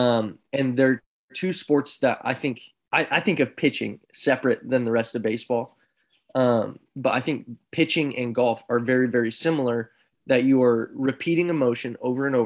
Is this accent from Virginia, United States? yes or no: no; Seattle, Washington, United States; I'm from Seattle